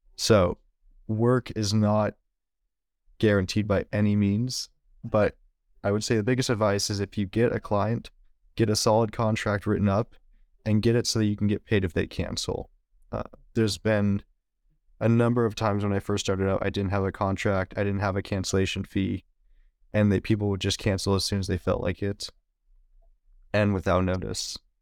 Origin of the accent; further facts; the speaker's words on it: Valley Springs, California, United States; moved away as an adult; also born or lived in San Francisco / Marin County; now in Oakland, United States; I was born in the city and then lived in Marin County till I was about ten. And then I mo-, or my parents moved up to Valley Springs, which is where I lived until I graduated high school